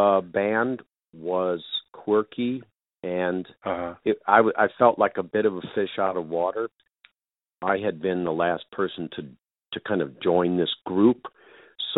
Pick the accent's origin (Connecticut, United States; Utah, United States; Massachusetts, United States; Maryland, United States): Maryland, United States; Potomac / Rockville; moved away as an adult; also born or lived in Rochester, New York / Fresno, California / Los Angeles, California; I was born in Rochester, New York, and then my family moved to the Washington, D.C. suburbs of Maryland. So I was in Potomac, Maryland, Rockville, Maryland for high school